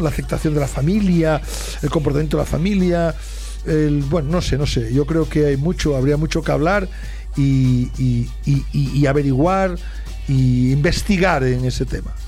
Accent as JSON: {"language": "Spanish", "town": "Ourense", "region": "Galicia", "country": "Spain", "tie": "born or raised there", "moved": "yes", "lives_now": "Barcelona, Spain", "said": "yo soy natural de Orense"}